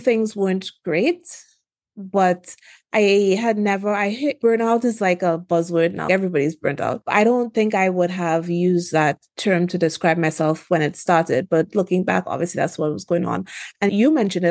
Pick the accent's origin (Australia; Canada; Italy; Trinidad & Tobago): Trinidad & Tobago; also born or lived in Washington, D.C. / Philadelphia; now in California, United States